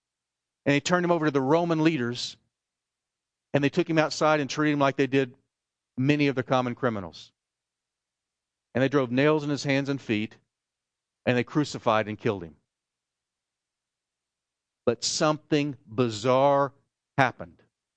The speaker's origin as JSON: {"language": "English", "region": "New Jersey", "country": "United States", "said": "I'm from Jersey, and we're used to, you know, kind of getting onto each other."}